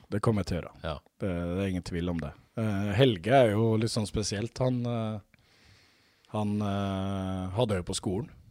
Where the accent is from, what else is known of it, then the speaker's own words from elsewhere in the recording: Mjøndalen, Buskerud, Norway; moved away; sjøl om jeg bodde i Mjøndalen, så er jeg oppvokst med, med pinnekjøtt